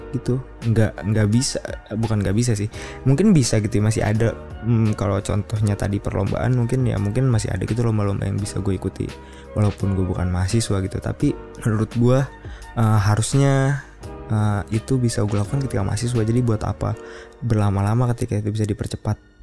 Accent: Bekasi, West Java, Indonesia; moved away as an adult; also born or lived in Yogyakarta; gue dari Bekasi gitu gue sekolah SMA di sekolah yang cukup oke oke okay, bahkan mungkinnya di tingkat Bekasi

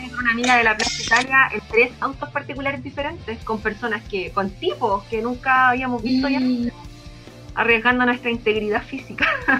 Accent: Chile; como chilenos

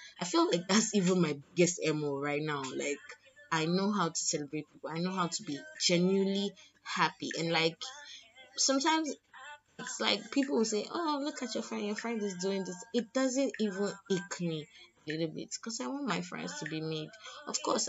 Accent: Lagos, Nigeria; I'm from Lagos

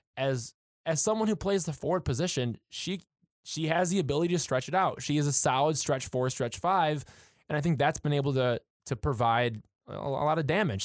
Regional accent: Michigan, United States; being from, being from Michigan and, and, you know, me being, you know, a little bit closer to Detroit, um, as far as my hometown goes

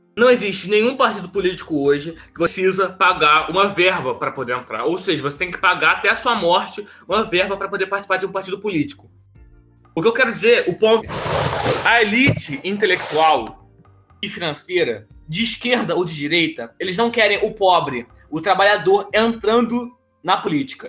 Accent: Duque de Caxias, Rio de Janeiro, Brazil; vim de Xerém

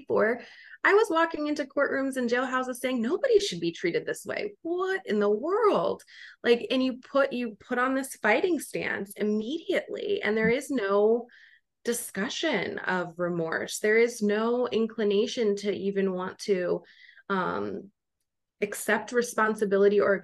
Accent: Wisconsin, United States; now in Washington, D.C., United States; I'm originally from Wisconsin

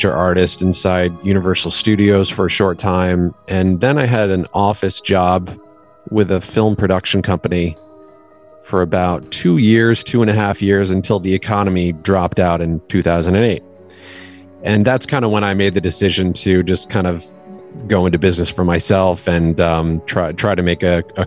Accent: Connecticut, United States; moved away as an adult; also born or lived in New York / Maine; now in Los Angeles, United States; I am originally grew up mostly in Connecticut, but I was born in New York, and then we moved to Connecticut when I was still pretty young.

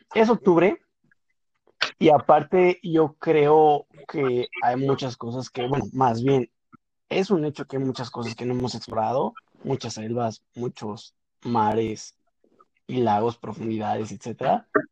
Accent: Mexico; Yo soy mexicano

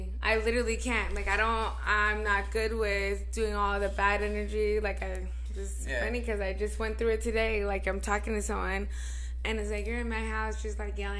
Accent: Nevada, United States; I'm from Nevada.

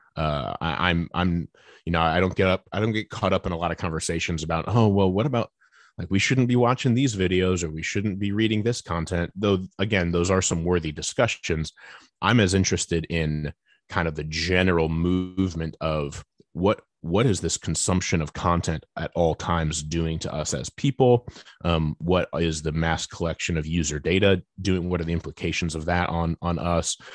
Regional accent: United States; I'm sitting here as an American evangelical in the twenty-first century

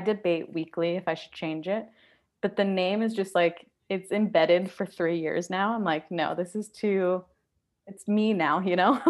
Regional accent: Surrey, British Columbia, Canada; also born or lived in East Vancouver; now in Vancouver, Canada; I live in East Vancouver, but I grew up in Surrey.

